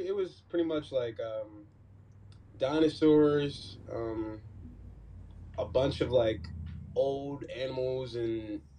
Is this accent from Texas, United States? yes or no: no; Pittsburgh, Pennsylvania, United States; moved away as an adult; now in Houston, United States; I'm from Pittsburgh.